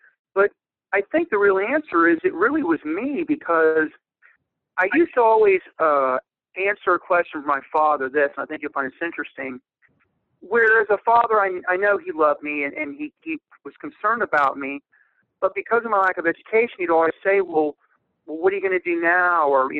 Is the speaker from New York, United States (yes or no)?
no; Ohio, United States; I was originally from Ohio, but really a military brat.